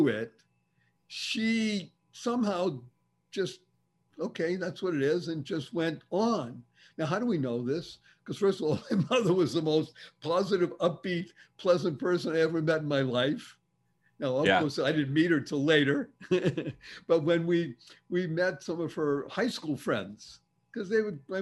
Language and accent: English; Boston, Massachusetts, United States; accent: Boston; I grew up in Boston, Massachusetts, and I can do Boston. I can speak that way if I want to.